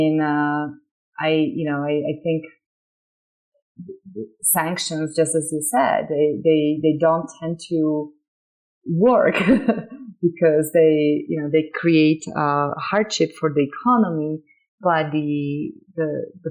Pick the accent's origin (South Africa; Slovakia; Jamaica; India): Slovakia; English is a second language; now in United States; So I'm an immigrant, you can tell. I grew up in Slovakia